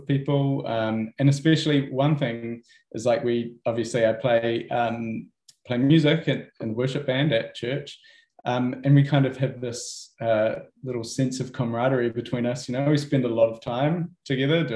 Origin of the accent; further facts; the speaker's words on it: Wellsford, Auckland, New Zealand; also born or lived in South Island; I grew up in Wellsford as well